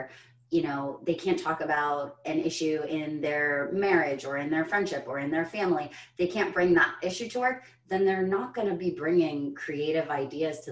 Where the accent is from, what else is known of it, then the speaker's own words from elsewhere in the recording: United States; as an American